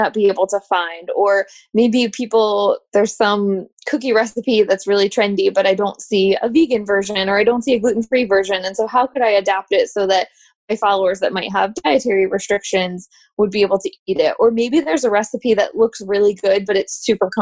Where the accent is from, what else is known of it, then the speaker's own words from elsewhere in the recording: Midwest, United States; now in Richmond, United States; I grew up in the Midwest